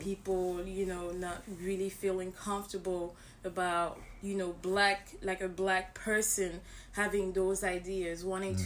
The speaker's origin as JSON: {"language": "English", "country": "Cameroon", "said": "I'm from Cameroon"}